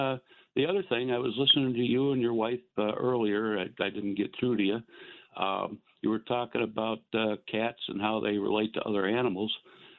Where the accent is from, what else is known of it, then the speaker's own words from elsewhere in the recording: Western New York, United States; I grew up in Western New York